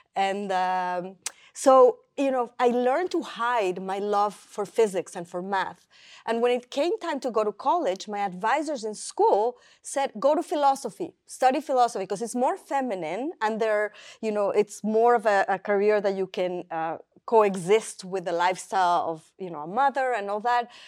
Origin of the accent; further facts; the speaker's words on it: Mexico City, Mexico; moved away; I grew up in Mexico City